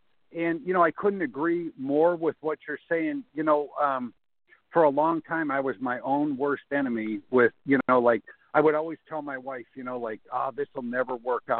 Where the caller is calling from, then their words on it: Florida, United States; I'm calling from Florida.